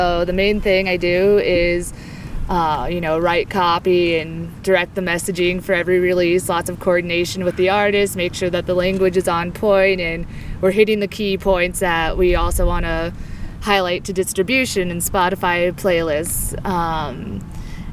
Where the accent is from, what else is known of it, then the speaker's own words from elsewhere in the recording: Parker, Colorado, United States; also born or lived in Greeley, Colorado; I grew up in Colorado. Grew up in Parker, a little bit south of here